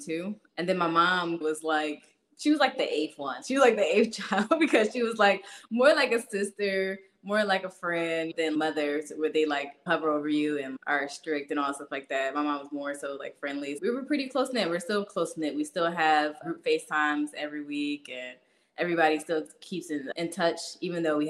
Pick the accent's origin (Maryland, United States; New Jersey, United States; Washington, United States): New Jersey, United States; Hightstown; moved away as an adult; also born or lived in Trenton, New Jersey / Pennsylvania; now in Virginia, United States; I was raised in Hightstown, which is like the Princeton area